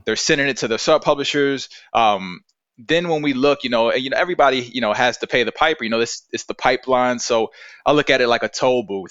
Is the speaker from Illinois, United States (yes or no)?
no; Virginia, United States; I'm from Virginia, I'm like a old-fashioned guy